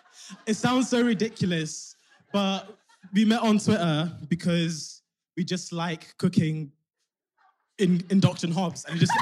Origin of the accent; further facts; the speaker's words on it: Nigeria; also born or lived in London; now in Scotland, United Kingdom; I'm 28. Pronouns he, him. I'm from Nigeria via London. But now, unfortunately, living in Scotland.